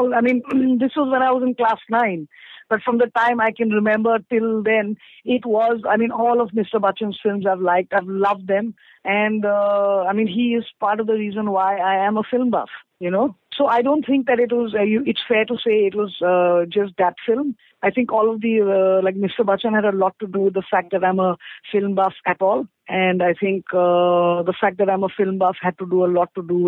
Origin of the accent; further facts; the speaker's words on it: Assam, India; I come from Assam, which is in the northeast of India.